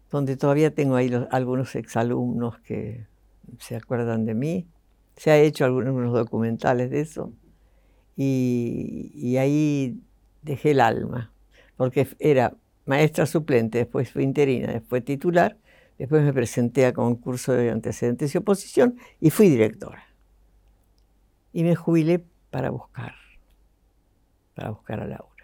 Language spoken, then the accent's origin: Spanish; Buenos Aires, Argentina; born there; yo nací en Buenos Aires, el 22 de octubre del 30